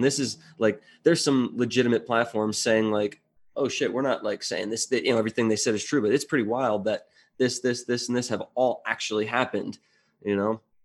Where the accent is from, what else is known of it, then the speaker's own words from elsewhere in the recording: New Jersey, United States; moved away; I'm originally from New Jersey